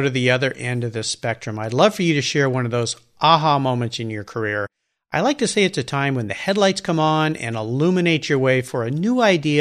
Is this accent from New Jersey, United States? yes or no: no; San Diego, California, United States; I grew up in La Jolla